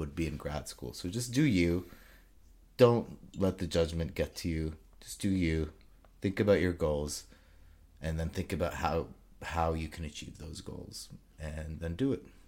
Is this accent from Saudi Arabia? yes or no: yes; Saudi Arabia; moved away as an adult; now in Toronto, Canada; I was born and raised in Saudi Arabia, um, and then I, I finished high school there, and then I moved to Canada.